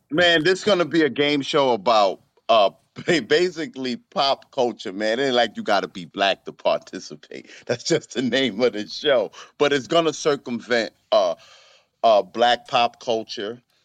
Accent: New York City, New York, United States; I'm from the Bronx

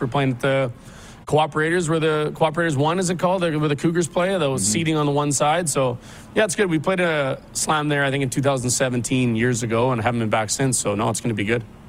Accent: Regina, Saskatchewan, Canada; now in Chestermere, Canada; I'm from Regina and I love it. I got lots of family there

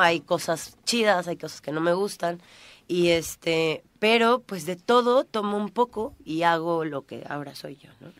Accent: Cuernavaca, Morelos, Mexico; moved away as an adult; now in Tulum, Mexico; soy de aquí, soy de Cuernavaca, tengo un gran, una gran parte de mi corazón aquí.

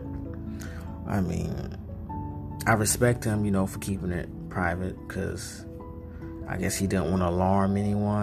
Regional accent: North Carolina, United States; I'm from North Carolina

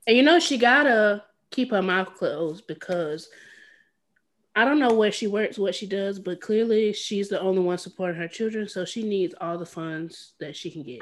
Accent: the South, United States; I too am from the South

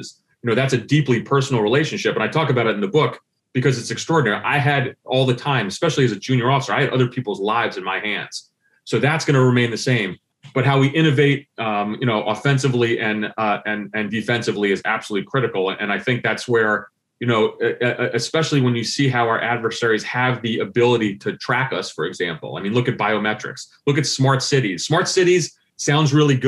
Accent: New Jersey, United States; moved away; growing up in Central Jersey

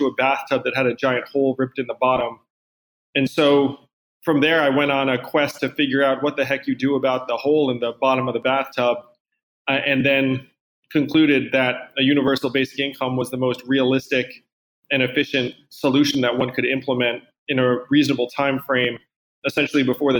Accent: East Coast, United States; I'm from the East Coast

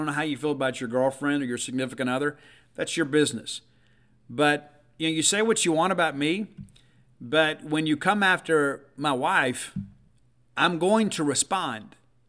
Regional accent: Southern United States, United States; born there; maybe it's because I was born in the South.

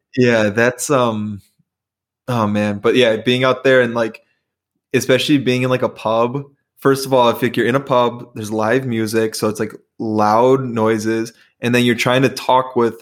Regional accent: Chicago, Illinois, United States; I was actually born and raised in Chicago

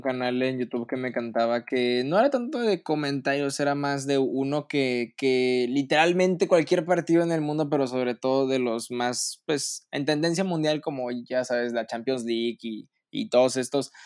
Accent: Monterrey, Nuevo León, Mexico; siendo regio

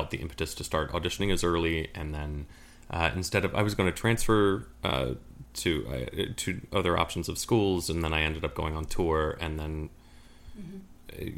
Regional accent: outside of Philadelphia, Pennsylvania, United States; I grew up outside of Philly

